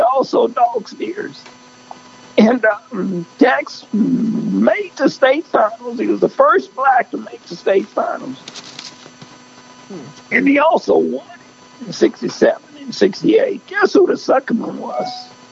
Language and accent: English; El Campo, Texas, United States; I grew up in El Campo, Texas